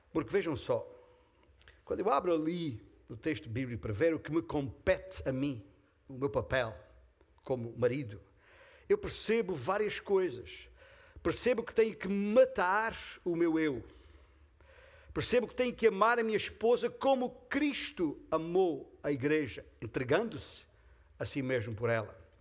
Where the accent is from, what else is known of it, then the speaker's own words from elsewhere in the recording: Beja, Alentejo, Portugal; castelo de Beja, a minha terra natal